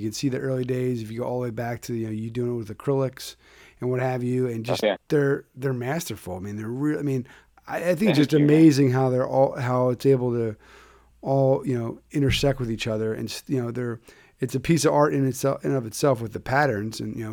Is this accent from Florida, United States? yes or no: no; Philadelphia, Pennsylvania, United States; I grew up in Philly